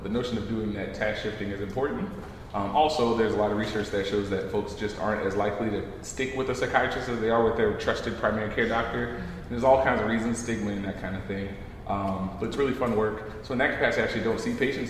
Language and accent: English; New Orleans, Louisiana, United States; moved away as an adult; now in New York, United States; I'm from New Orleans originally